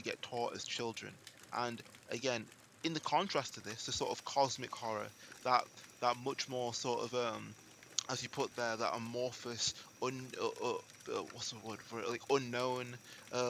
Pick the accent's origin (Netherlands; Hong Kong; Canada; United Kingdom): United Kingdom; England; I'm speaking as an English person in England